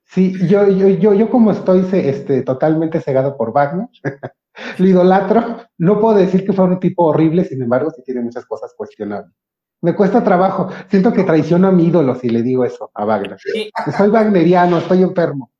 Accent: Mexico; Yo soy, yo soy moreno y soy mexicano

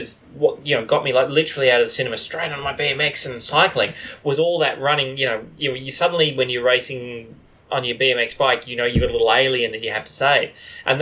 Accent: Australia; we are all white and we are Australian white people.

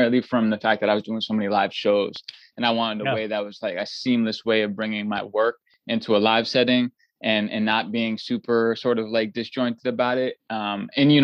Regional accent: Boston, Massachusetts, United States; I was from I was from Boston

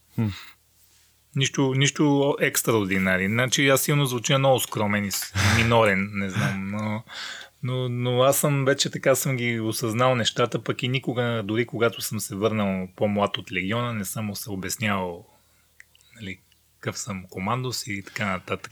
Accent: Rhodope Mountains, Bulgaria; also born or lived in Mongolia; в детските години израснах в родопите в България

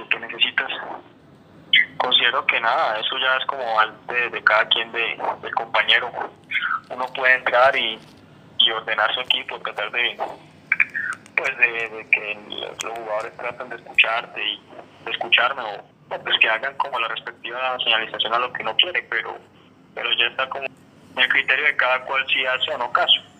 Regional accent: Cali, Valle del Cauca, Colombia; now in Bucaramanga, Colombia; yo soy de, de Cali

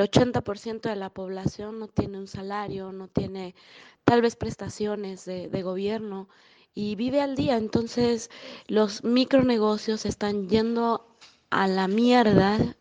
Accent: Mexico; also born or lived in Querétaro; Yo soy de México. Vivo en una ciudad muy pequeña, llamada, bueno, relativamente pequeña, llamada Querétaro

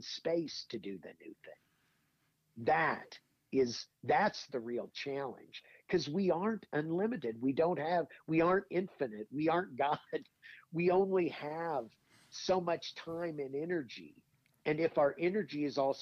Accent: Indiana, United States; moved away as an adult; also born or lived in Madison, New Jersey; I grew up in Indiana, and I grew up actually for a while right outside Indianapolis

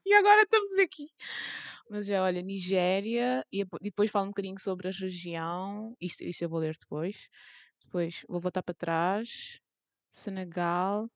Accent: Cape Verde; eu sou cabo-verdiana

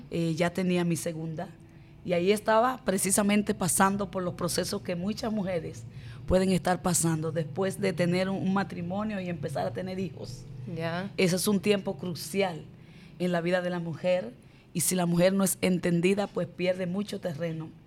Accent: Barahona, Dominican Republic; Conozco al Señor a través de una poderosa campaña que fue dada en mi ciudad natal, Barahona.

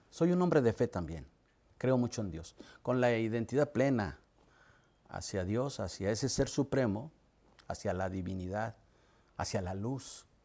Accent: Reynosa, Tamaulipas, Mexico; accent: norteño; moved away as an adult; also born or lived in Mexico City; En Reynosa, Tamaulipas. En Reynosa. Nací a 400 metros del río Bravo, con la fortuna de nacer entre el río Bravo y el Suchate, entre el Golfo y el Pacífico.

